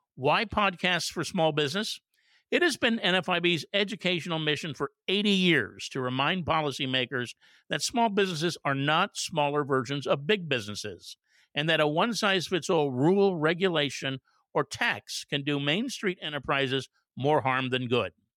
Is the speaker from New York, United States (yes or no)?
no; San Francisco, California, United States; my hometown of San Francisco.